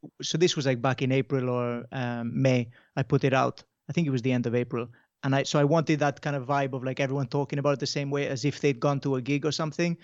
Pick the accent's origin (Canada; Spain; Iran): Spain; Mallorca, Balearic Islands; now in Wales, United Kingdom; So I grew up in Mallorca